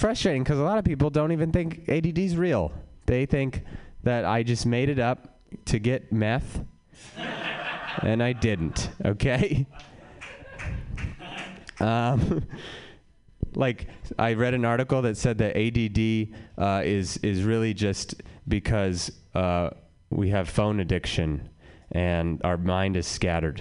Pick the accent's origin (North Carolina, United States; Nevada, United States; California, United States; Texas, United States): Nevada, United States; Reno; now in San Francisco, United States; I'm from Reno, born and raised. Well, raised.